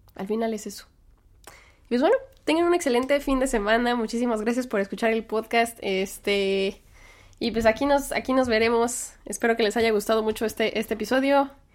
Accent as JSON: {"language": "Spanish", "country": "Mexico", "moved": "yes", "lives_now": "United States", "said": "así somos los mexicanos"}